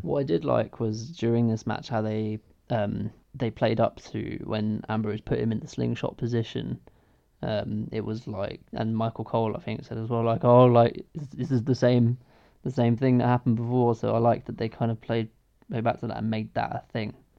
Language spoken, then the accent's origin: English; England, United Kingdom; as an English person